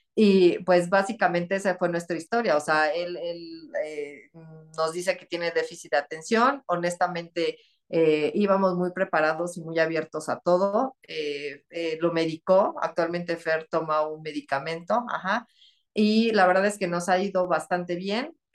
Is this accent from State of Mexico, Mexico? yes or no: yes; Texcoco, State of Mexico, Mexico; yo soy de aquí de Texcoco, Estado de México